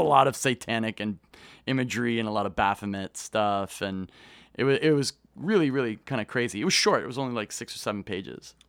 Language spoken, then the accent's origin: English; Kitchener, Ontario, Canada; I grew up in, uh, a town called Kitchener-Waterloo that's about an hour west of Toronto.